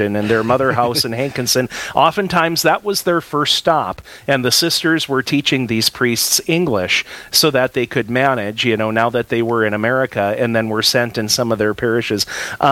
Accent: near Logan County, North Dakota, United States; My hometown pastor of my childhood

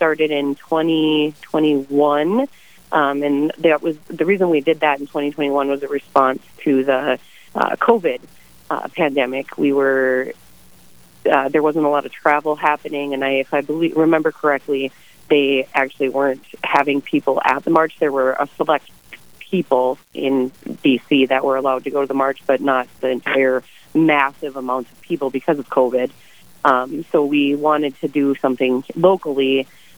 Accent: Minot, North Dakota, United States; now in Bismarck, United States; I was born in Minot and moved to Bismarck when I was about 12. So I've lived in the Bismarck area since then

